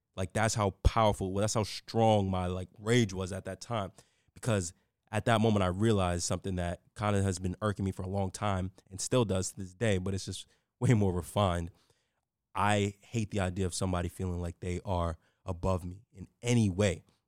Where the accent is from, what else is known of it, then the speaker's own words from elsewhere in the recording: New York City, New York, United States; I grew up in the Bronx in New York City